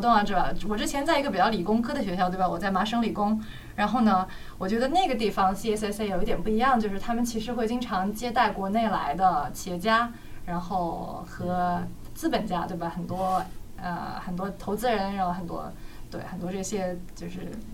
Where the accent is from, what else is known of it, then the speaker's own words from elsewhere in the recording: China; moved away as an adult; now in United States; 作为中国人，然后作为在海外的留学生